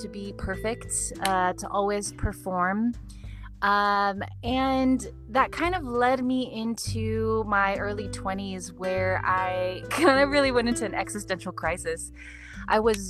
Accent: Santa Ana, California, United States; I grew up in Santa Ana, Orange County

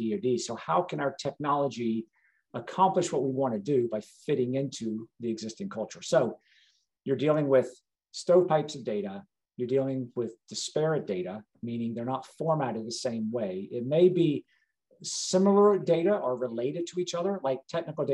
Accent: South Carolina, United States; moved away; also born or lived in Georgia; I grew up in South Carolina.

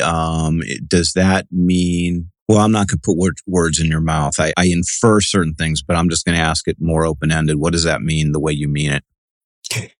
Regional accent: Cleveland, Ohio, United States; now in California, United States; I'm from Cleveland

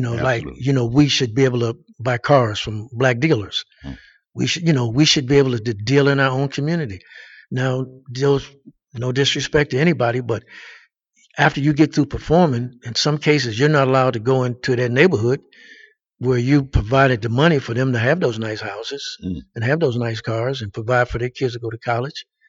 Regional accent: Pittsburgh, Pennsylvania, United States; moved away; I'm originally from Pittsburgh

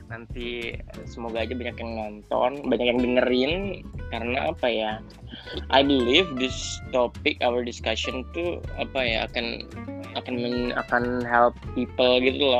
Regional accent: Indonesia; moved away as an adult; now in Turkey; ini dari Indonesia lah uh, kemudian di sini uh, sekarang di Turki kuliah jurusan jurnalistik di Ege University datang tahun 2016

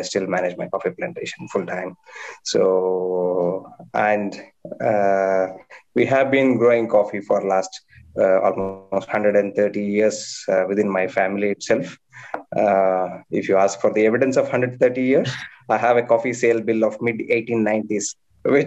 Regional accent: Chikmagalur, Karnataka, India; I have been born and brought up in my plantation. We are basically from Chikmagalur

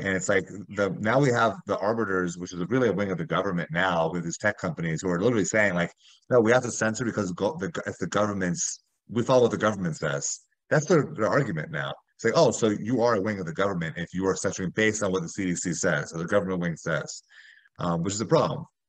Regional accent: Miami, Florida, United States; moved away as an adult; also born or lived in Chicago; I'm from South Florida and Miami

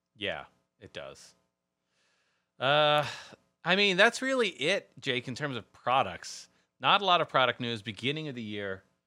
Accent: Texas, United States; I'm from Texas.

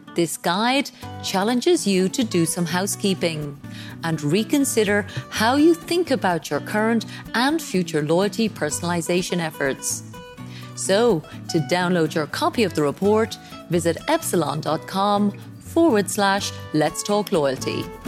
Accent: Ireland; moved away as an adult; now in Dubai, United Arab Emirates; my home country of Ireland

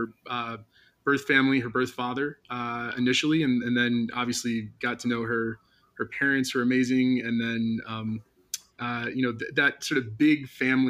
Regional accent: Milwaukee, Wisconsin, United States; moved away as an adult; now in San Diego, United States; I grew up in Milwaukee, Wisconsin

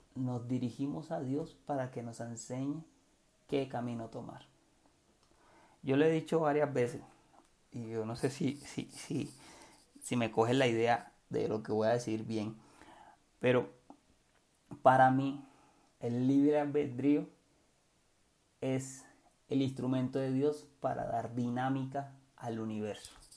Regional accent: Cartagena, Bolívar, Colombia; yo soy de Cartagena

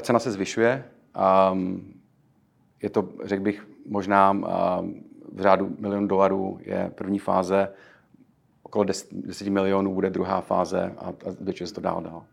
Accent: Czechia; moved away as an adult; now in New York, United States; jsme Češi. Eh, Češi, kteří přišli sem přímo z Česka

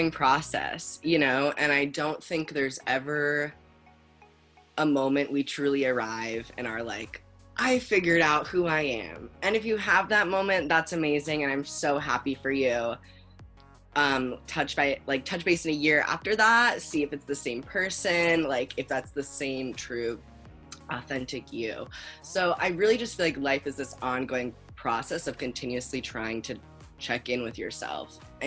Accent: Los Angeles, California, United States; moved away as an adult; also born or lived in New York; now in Portland, United States; I'm from LA, but I moved to Portland like 8 months ago

